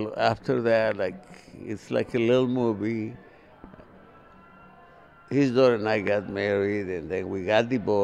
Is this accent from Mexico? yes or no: yes; Coalcomán, Michoacán, Mexico; now in Nashville, United States; I was born in the state of Michoacán, in a beautiful little town called Cualcomán